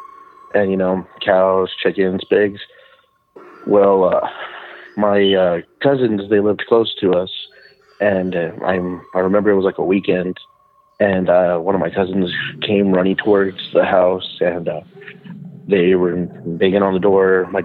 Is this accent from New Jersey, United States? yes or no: no; Texas, United States; I'm from South Texas.